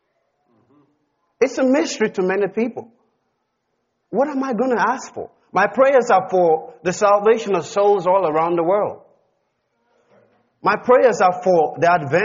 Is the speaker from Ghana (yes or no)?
yes; Ghana; I'm a heavenly citizen before I'm a Ghanaian